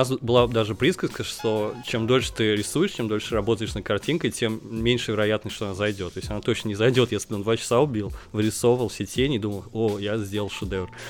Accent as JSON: {"language": "Russian", "town": "Nizhny Novgorod", "region": "Nizhny Novgorod Oblast", "country": "Russia", "said": "Да, я из Нижнего Новгорода."}